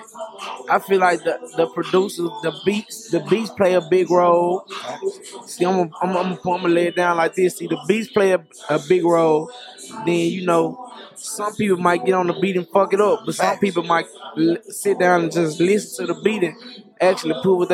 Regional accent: Memphis, Tennessee, United States; we come from Memphis

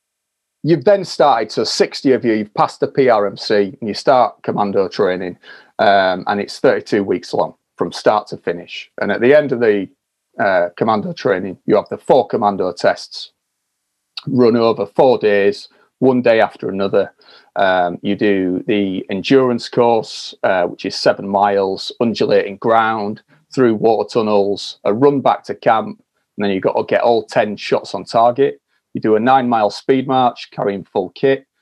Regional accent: Yorkshire and the Humber, United Kingdom; I'm from Yorkshire

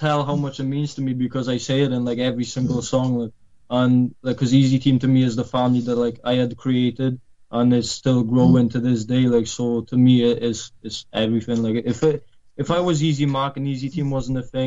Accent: Wales, United Kingdom; also born or lived in Poland; I'm from Poland, like I said, but when I was 7, I moved over to Wales, so I've been living here for like 13 years now.

